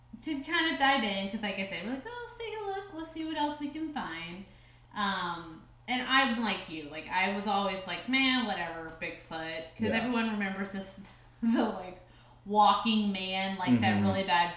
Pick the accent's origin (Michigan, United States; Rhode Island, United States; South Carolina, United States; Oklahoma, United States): Oklahoma, United States; Edmond; I grew up in Edmond, Oklahoma